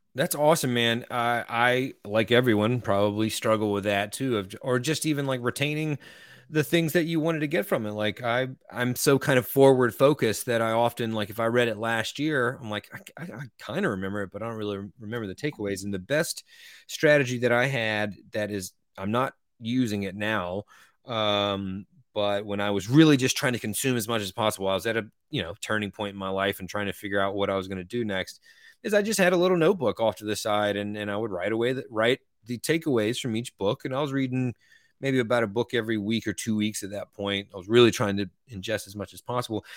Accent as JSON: {"language": "English", "region": "Eastern North Carolina", "country": "United States"}